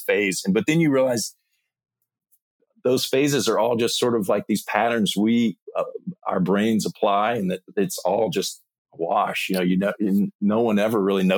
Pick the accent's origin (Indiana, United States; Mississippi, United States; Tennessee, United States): Mississippi, United States; I grew up in Mississippi, happy family